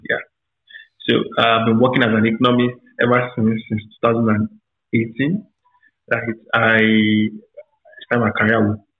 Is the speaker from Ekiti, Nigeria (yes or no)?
yes; Ekiti, Nigeria; now in Lagos, Nigeria; personal background, I'm from Ekiti State.